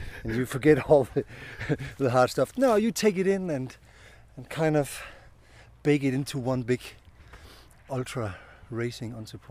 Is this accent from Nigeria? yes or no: no; Denmark; I'm from Denmark.